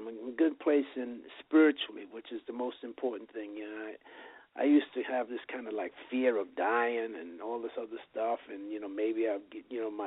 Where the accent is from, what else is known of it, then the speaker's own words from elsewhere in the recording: New York City, New York, United States; now in Las Vegas, United States; I was one of 11 children, grew up in New York, and I was born in the Bronx and raised in Chelsea